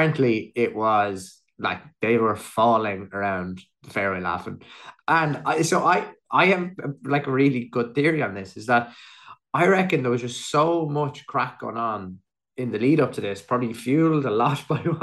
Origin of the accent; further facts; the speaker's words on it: Athlone, Leinster, Ireland; just outside Athlone, my hometown